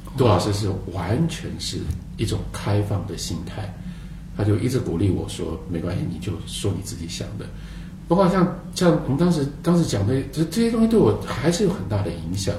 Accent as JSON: {"language": "Chinese", "country": "Taiwan", "tie": "born or raised there", "said": "我来自一个 非常特别的环境跟特别的时代。这个环境是台湾"}